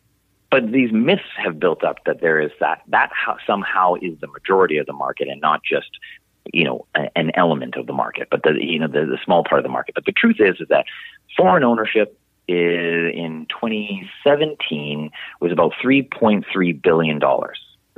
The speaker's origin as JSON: {"language": "English", "town": "Saskatoon", "region": "Saskatchewan", "country": "Canada", "moved": "yes", "lives_now": "Vancouver, Canada", "said": "It's not going to be cheap as Saskatoon, where I'm from"}